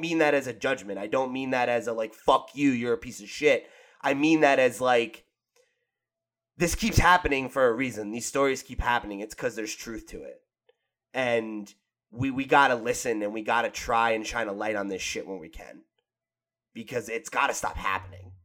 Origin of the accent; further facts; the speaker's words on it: New Jersey, United States; I'm from New Jersey